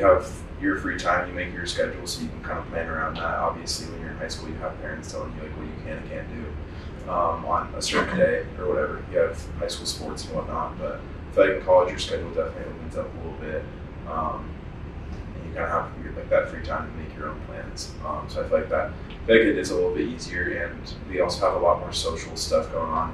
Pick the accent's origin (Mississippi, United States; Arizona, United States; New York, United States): Arizona, United States; I was raised here in Arizona